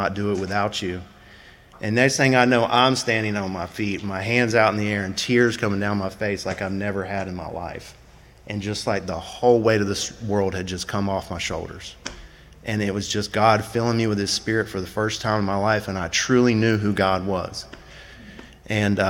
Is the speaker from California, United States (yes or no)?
no; Tallahassee, Florida, United States; I'm from Tallahassee, Florida